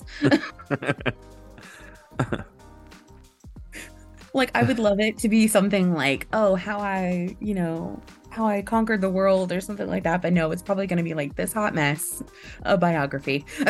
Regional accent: Indiana, United States; I grew up in Indiana, so that's what we say there is pecan.

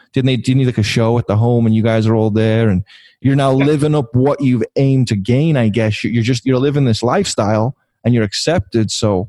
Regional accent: Liverpool, North West England, United Kingdom; moved away; Growing up in Liverpool, England

